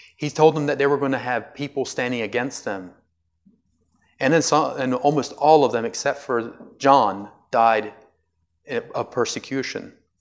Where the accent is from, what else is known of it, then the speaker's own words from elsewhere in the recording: United States; I'm an American